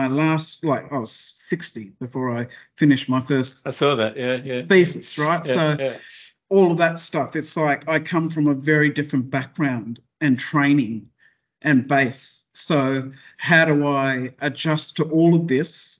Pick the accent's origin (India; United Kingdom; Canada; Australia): Australia; Tweed Heads, New South Wales; also born or lived in Brisbane, Queensland; now in Sydney, Australia; I come from the Northern Rivers, Tweed Heads, Chindra, in fact. I was born in Brisbane.